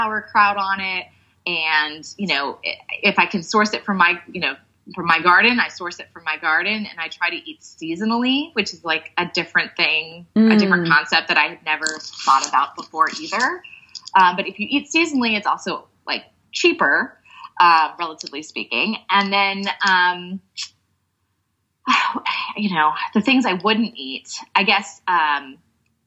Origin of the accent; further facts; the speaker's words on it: Texas, United States; I grew up in Texas